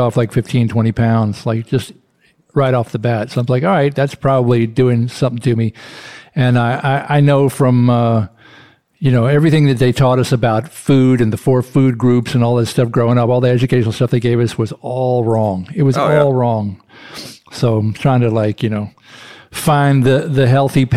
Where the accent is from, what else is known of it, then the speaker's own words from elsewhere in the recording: Chattanooga, Tennessee, United States; now in Brooklyn, United States; I grew up in Chattanooga, Tennessee